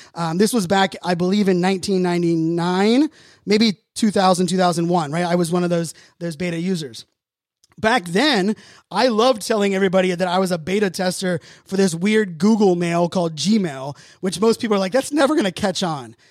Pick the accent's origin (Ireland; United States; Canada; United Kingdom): United States; Pittsburgh, Pennsylvania; I grew up in Pittsburgh.